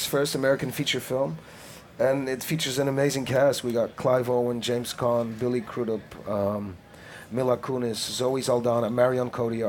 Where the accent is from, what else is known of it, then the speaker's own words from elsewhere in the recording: Antwerp, Flanders, Belgium; also born or lived in Brussels; I grew up in Antwerp and in Brussels for a couple of years.